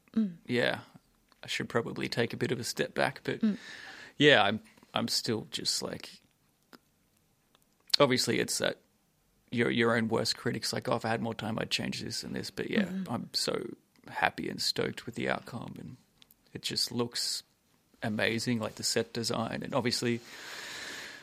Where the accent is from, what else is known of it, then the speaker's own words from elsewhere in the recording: Sunshine Coast, Queensland, Australia; moved away; I'm originally from the Sunshine Coast